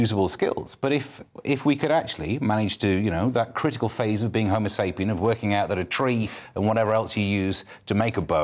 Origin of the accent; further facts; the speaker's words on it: East Midlands, United Kingdom; I'm from the East Midlands, but went to university in the West Midlands.